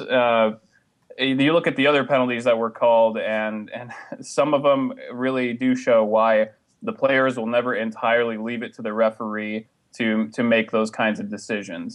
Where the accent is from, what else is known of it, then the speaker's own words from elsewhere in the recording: Alaska, United States; I'm from Alaska